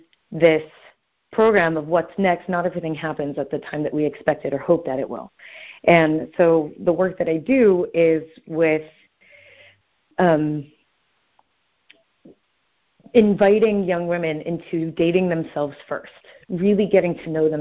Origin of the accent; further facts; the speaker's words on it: Southern California, United States; now in Brooklyn, United States; I am originally from Southern California, and I now live in Brooklyn